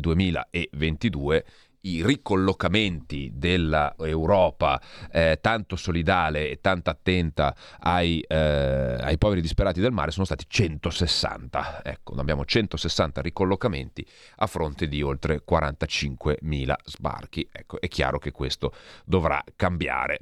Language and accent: Italian; Santa Maria Maggiore, Piedmont, Italy; patrono del mio paese, San Carlo Borromeo